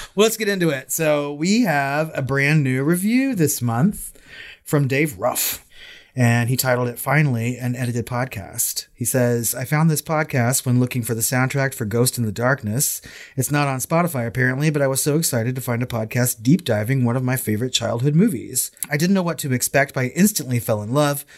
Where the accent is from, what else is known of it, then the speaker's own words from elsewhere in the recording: United States; I'm American